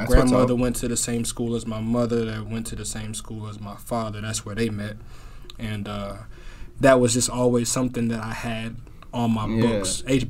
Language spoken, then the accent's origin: English; Huntsville, Alabama, United States; also born or lived in Melbourne, Florida / Omaha, Nebraska; now in Philadelphia, United States; born in Melbourne, Florida, raised in Huntsville, Alabama, grew up there from six to through high school